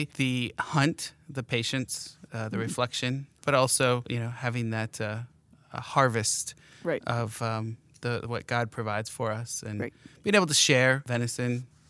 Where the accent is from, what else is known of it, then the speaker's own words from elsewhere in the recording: Port Hope, Michigan, United States; also born or lived in Harbor Beach; So that's a segue to I'm from Huron County, the tip of the thumb. We are thumb buddies up there.